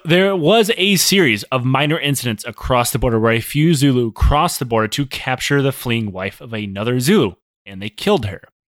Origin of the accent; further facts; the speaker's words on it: United States; I'm American